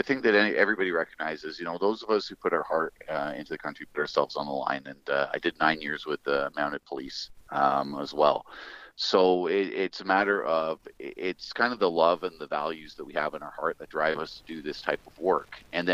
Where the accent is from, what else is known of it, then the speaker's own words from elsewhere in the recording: Western Canada, Canada; We are Western Canadian. We are hardworking, decent people who don't take other people's stuff.